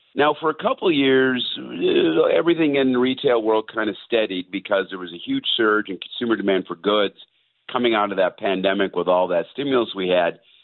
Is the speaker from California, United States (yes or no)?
yes; Southern California, United States; I'm from Southern California originally